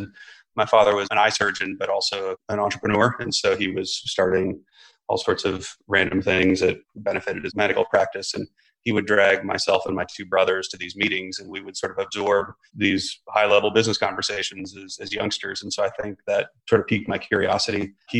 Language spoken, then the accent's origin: English; Omaha, Nebraska, United States; So I'm from Omaha, Nebraska, which doesn't really matter much to the story